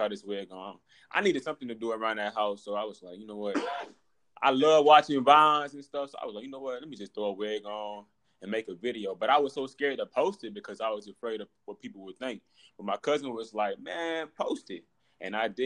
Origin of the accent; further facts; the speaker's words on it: Albany, Georgia, United States; now in Augusta, United States; I'm from Albany, Georgia